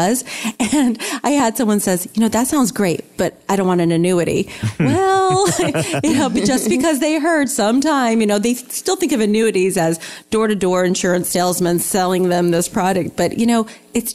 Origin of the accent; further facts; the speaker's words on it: New England, United States; growing up in New England